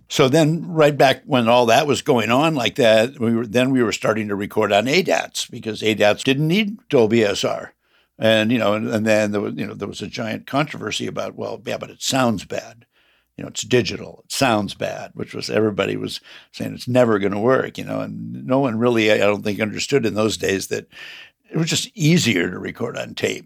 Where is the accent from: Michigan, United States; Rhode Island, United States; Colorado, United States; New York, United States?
Michigan, United States; Grand Rapids; now in San Francisco, United States; grew up in Grand Rapids, Michigan, heart of the Midwest Republican country.